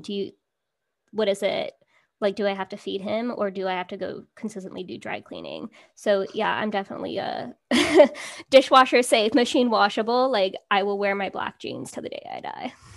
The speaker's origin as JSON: {"language": "English", "region": "California", "country": "United States", "tie": "born or raised there", "said": "growing up in California"}